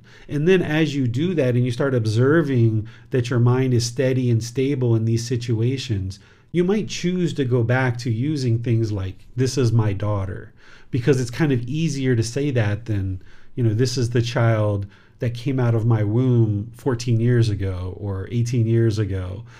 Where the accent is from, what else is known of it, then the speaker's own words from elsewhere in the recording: India; Like, I am an Indian woman. I am from India. I am Indian.